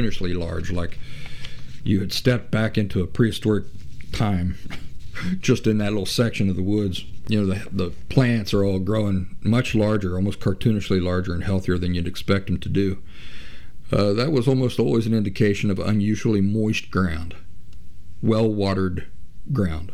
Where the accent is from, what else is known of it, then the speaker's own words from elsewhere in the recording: Central Appalachia, United States; I'm from Central Appalachia in the United States. And I grew up in the Appalachian woods